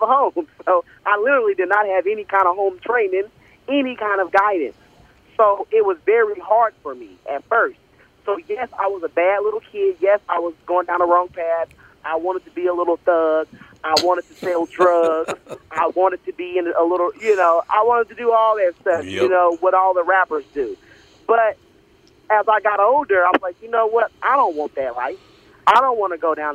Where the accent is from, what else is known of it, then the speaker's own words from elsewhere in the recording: Oklahoma City, Oklahoma, United States; also born or lived in Texas; I was born and raised in Oklahoma City